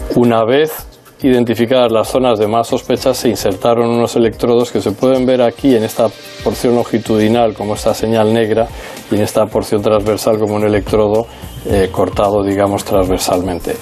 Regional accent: Newport News, Virginia, United States; also born or lived in Minnesota / Chicago / Minneapolis; now in Spain; Nací en Newport News, Virginia.

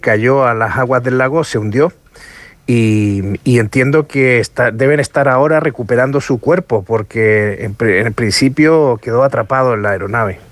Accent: Los Lagos, Chile; está en la región de los lagos, de donde yo soy originario

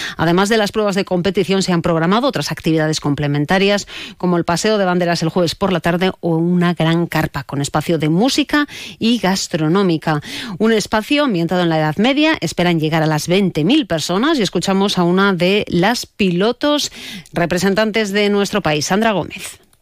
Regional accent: Spain; como piloto español

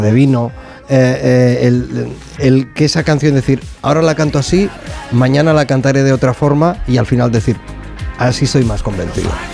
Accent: Sabadell, Catalonia, Spain; yo soy de Sabadell

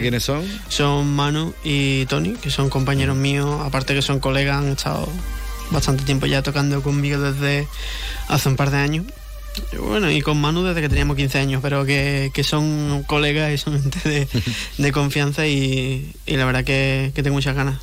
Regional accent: Jerez de la Frontera, Andalusia, Spain; es mi tierra, que le ah, empecé aquí

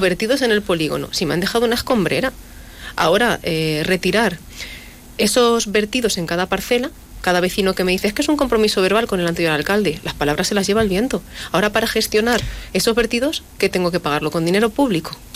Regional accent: La Solana, Castilla-La Mancha, Spain; mi pueblo

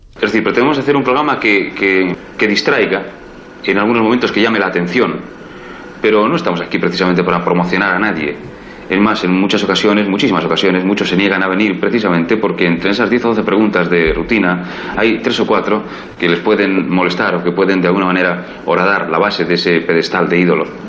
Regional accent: Reus, Catalonia, Spain; soy de Reus, ciudad donde de pequeño hice la primera comunión

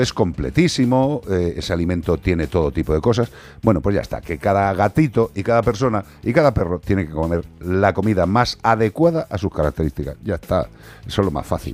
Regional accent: Spain; como español

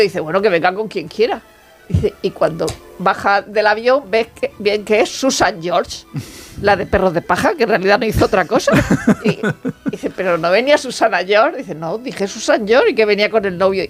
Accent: Region of Murcia, Spain; soy de Murcia

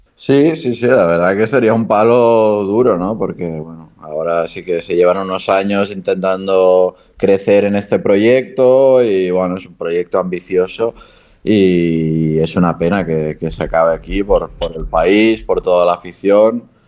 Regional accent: Barcelona, Catalonia, Spain; moved away as an adult; also born or lived in Japan / Granada; now in Andorra; cerca de, de Barcelona, que es de donde soy

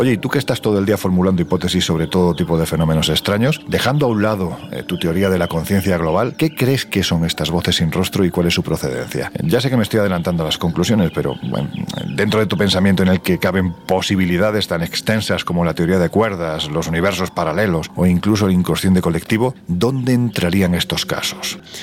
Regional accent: southern Spain, Spain; siento pasión por mi tierra, lógicamente, el, el, sur de España

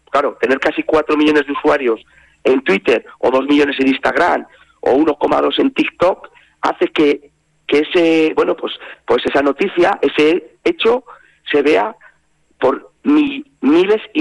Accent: Castile, Spain; now in Navarre, Spain; incluso como en mi caso, que venimos de Castilla, ya es nuestra tierra, nuestros hijos han nacido aquí, han podido disfrutar y la verdad es que vivimos eh, tan a gusto y nos sentimos tan navarros que no tenemos la intención de irnos.

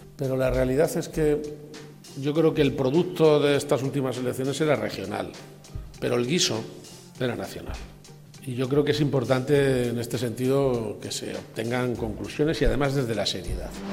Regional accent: Galicia, Spain; en mi tierra

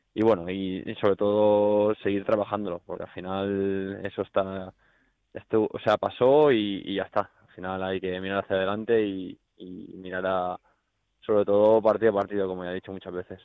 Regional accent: Barcelona, Catalonia, Spain; moved away as an adult; also born or lived in Miranda de Ebro; now in Valencia, Spain; soy de Barcelona

